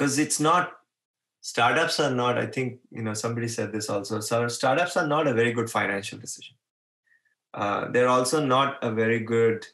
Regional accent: Mumbai, Maharashtra, India; I was born in Bombay

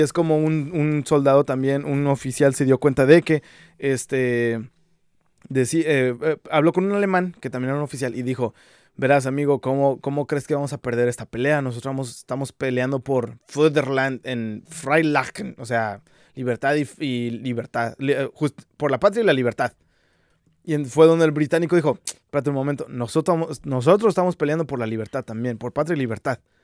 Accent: Mexico

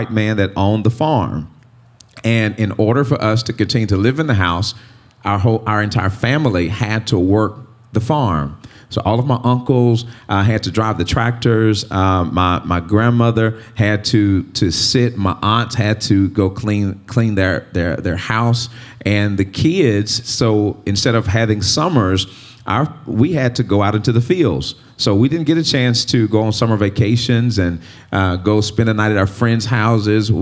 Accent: Greenwood, Mississippi, United States; I grew up in Greenwood, Mississippi

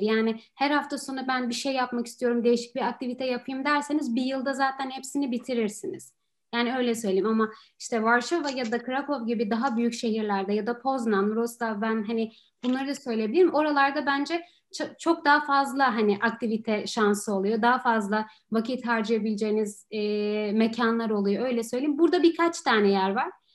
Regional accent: Istanbul, Turkey; moved away as an adult; now in Poland; ben Türkiye'de başka bir şehirde zaten yaşamadım

